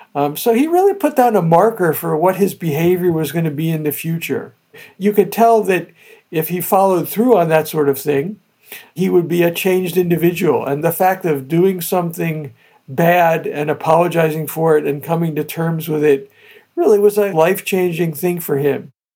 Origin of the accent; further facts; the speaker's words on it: New Jersey, United States; I grew up in New Jersey with all these old Italian families